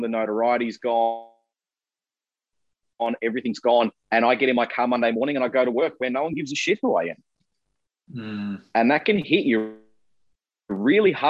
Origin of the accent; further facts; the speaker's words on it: Melbourne, Victoria, Australia; I'm from Melbourne